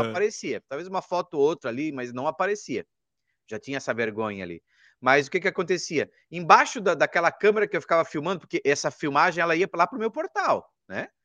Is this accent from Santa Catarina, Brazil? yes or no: yes; Rio do Sul, Santa Catarina, Brazil; moved away; lá na minha cidade, que era antes Rio do Sul, em Santa Catarina